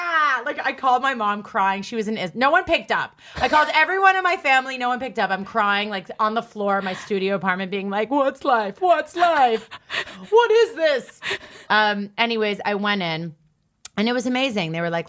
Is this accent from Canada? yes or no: yes; Canada; And then, and also I kind of needed like a reason to be in the States because I'm Canadian.